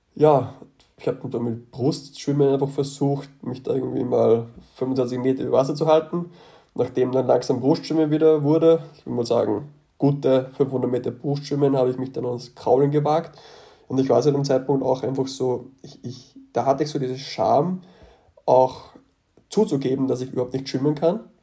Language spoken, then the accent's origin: German; Austria; von dem Ort aus Österreich komme ich, wo ich herkomme